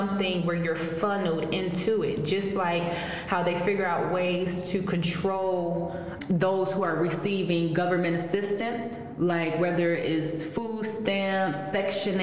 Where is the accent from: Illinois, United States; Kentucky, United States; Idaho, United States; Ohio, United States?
Illinois, United States; Chicago; I grew up on the outskirts of Chicago in the west suburbs. So I've always been connected to the city, but I was born in Chicago